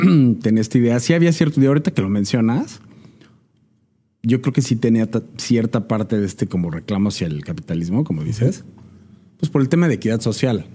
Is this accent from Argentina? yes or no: no; Mexico; somos mexicanos y es una mezcla